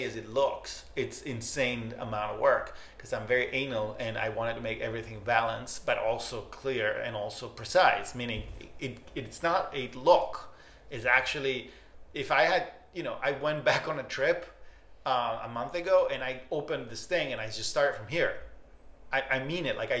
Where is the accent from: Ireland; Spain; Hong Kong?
Spain; also born or lived in Barcelona / Argentina; I was born in Spain, but I'm, you know, I'm Argentinian more than I'm Spanish